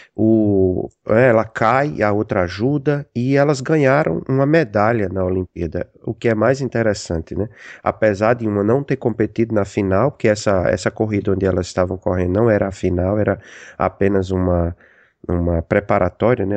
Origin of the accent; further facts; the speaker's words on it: Rio Grande do Norte, Brazil; moved away as an adult; now in United States; eu sou do Rio Grande do Norte